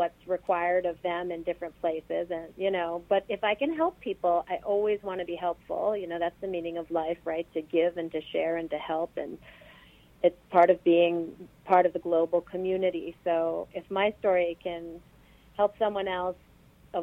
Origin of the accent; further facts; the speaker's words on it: New York City, New York, United States; a downtown girl. I grew up in Greenwich Village, where my whole family still lives